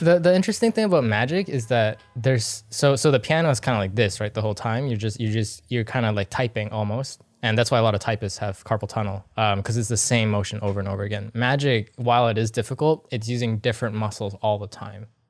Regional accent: Boston, Massachusetts, United States; moved away as an adult; also born or lived in Vancouver, Canada / Singapore; now in Pasadena, United States; originally, actually, I'm from Boston, Massachusetts. Grew up there for the longest time

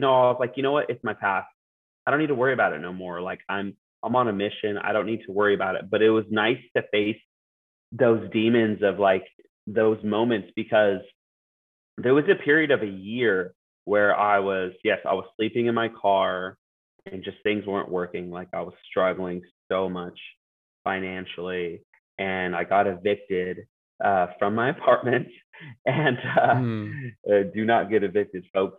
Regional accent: Yakima, Washington, United States; moved away; I'm from Yakima

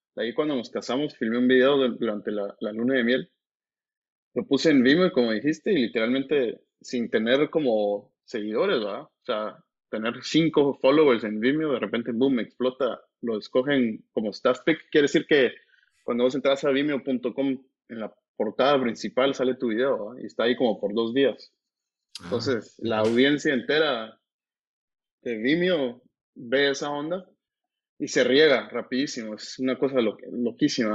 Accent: Guatemala; creciendo en Guate

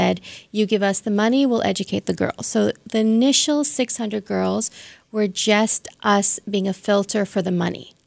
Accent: Toronto, Ontario, Canada; I grew up in Toronto, so mm-hmm. I went to Bishop's Toronto

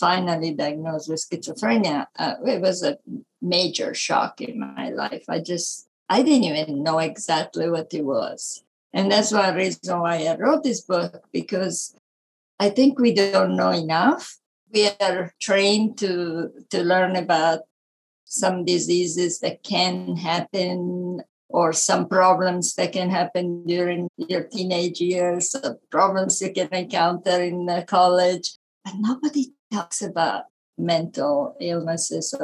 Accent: Italy; accent: Italian; English is a second language; moved away as an adult; I was born in Italy, as you can tell by my accent

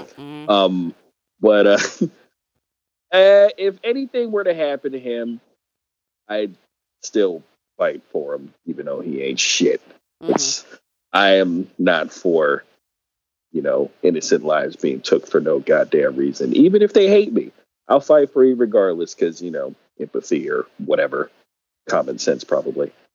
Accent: California, United States; moved away; my home state is expensive as fuck

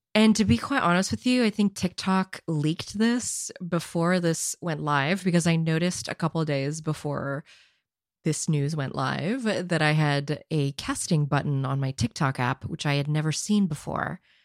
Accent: San Jose, California, United States; my birthplace of San Jose

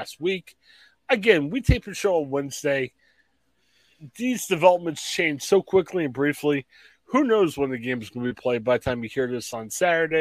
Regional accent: Ohio, United States; We're guys from Ohio

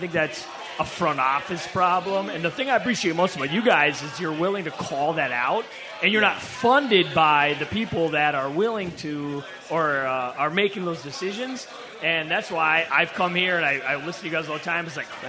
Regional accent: White Bear Lake, Minnesota, United States; I'm from White Bear Lake.

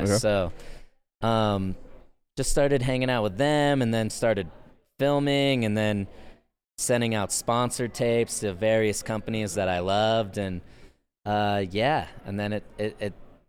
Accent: Fort Leavenworth, Kansas, United States; Fort Leavenworth.

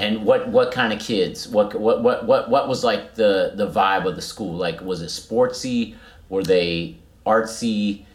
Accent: Cincinnati, Ohio, United States; we grew up in Cincinnati

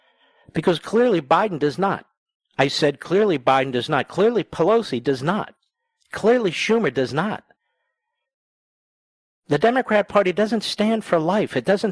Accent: Philadelphia, Pennsylvania, United States; I'm from Philadelphia. The pictures I see and from friends of mine back there, they've never seen anything like this.

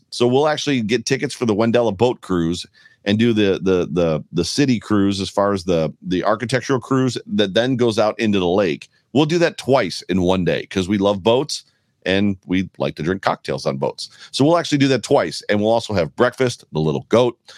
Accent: Hamburg, New York, United States; when I was a kid growing up in Hamburg

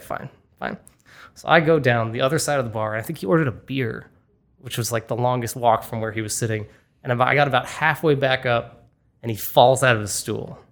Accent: Boston, Massachusetts, United States; my hometown of Boston

